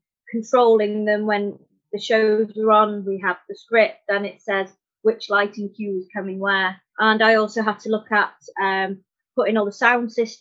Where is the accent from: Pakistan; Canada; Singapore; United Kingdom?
United Kingdom; Anglesey, North Wales; I'm from Anglesey in North Wales.